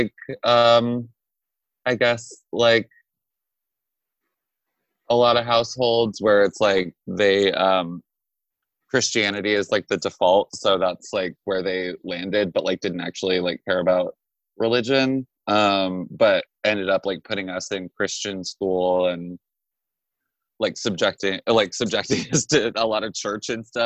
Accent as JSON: {"language": "English", "town": "Juneau", "region": "Alaska", "country": "United States", "tie": "born or raised there", "moved": "as an adult", "lives_now": "New York, United States", "said": "I was born in Juneau, Alaska in 1989. and I grew up there my whole life"}